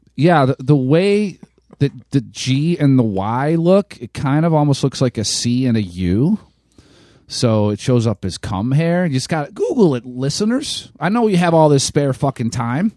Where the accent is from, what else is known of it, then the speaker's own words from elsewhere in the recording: Ohio, United States; I was born in Ohio